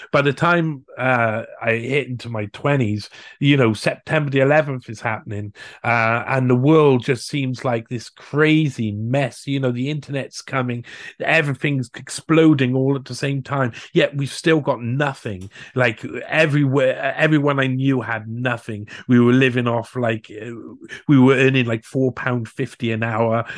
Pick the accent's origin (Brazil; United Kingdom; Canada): United Kingdom; Cardiff, Wales; I'm from the capital city of Wales, so I'm from Cardiff.